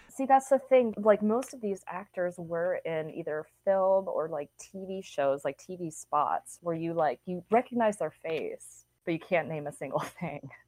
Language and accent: English; San Marcos, Texas, United States; I am from San Marcos High School in Texas, and we were the rattlers